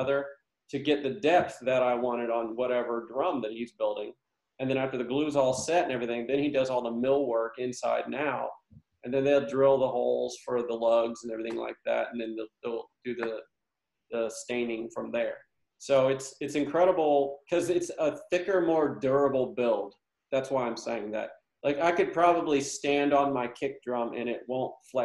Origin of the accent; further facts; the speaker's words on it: United States; now in Nashville, United States; growing up in Shelby County, we grew up going to the theater there